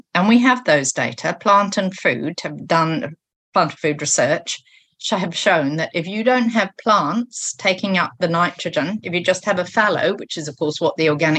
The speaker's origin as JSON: {"language": "English", "country": "New Zealand", "said": "And I think we're superb, New Zealanders. I've suddenly put myself in as a New Zealander in identifying what will be worst and best for the area being considered."}